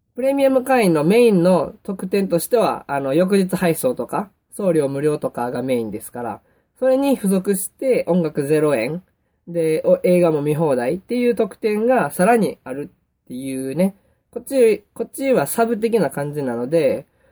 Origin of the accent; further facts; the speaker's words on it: Kansai, Japan; accent: Kansai dialect; 僕関西弁、 関西人やから関西弁になっちゃうんですけども